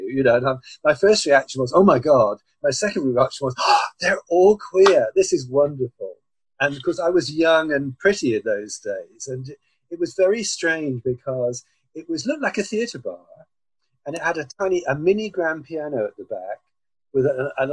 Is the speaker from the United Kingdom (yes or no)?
yes; Cornwall, South West England, United Kingdom; moved away as an adult; also born or lived in London; I'm a Cornishman. I was born in Cornwall in 1948. But in 1966, I came to London to study